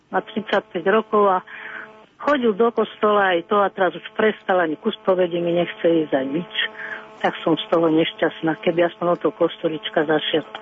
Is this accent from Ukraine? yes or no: no; Moravia, Czechia; now in Košice, Slovakia; Mám 69 rokov. Ej, tá ešte mladúcha. A som Moravačka ináč, hey. Moravy, ale žijem tu v Košicách už dlhé roky.